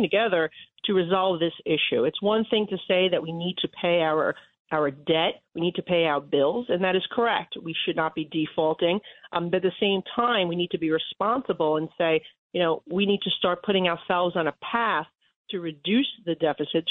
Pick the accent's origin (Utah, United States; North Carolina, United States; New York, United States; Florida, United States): New York, United States; New York City; as a New Yorker